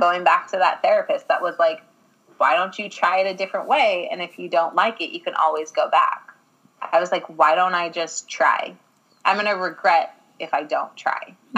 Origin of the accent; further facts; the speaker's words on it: Ireland; I'm an Irish girl